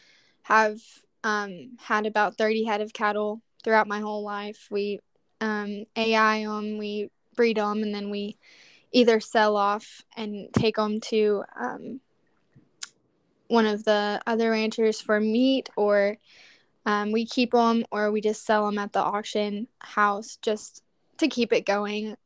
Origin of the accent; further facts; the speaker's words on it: Lubbock, Texas, United States; I am born and raised in Lubbock, Texas